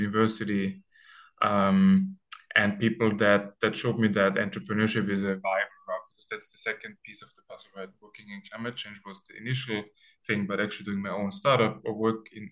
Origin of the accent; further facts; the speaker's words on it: Austria; moved away as an adult; also born or lived in Sweden; now in Barcelona, Spain; my hometown, which is like a 10,000 people town in Austria